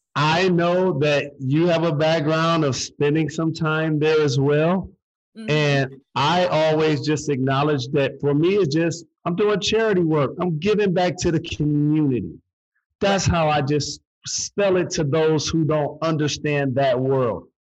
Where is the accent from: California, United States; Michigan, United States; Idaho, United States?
Michigan, United States; Detroit; like me, she's from Detroit.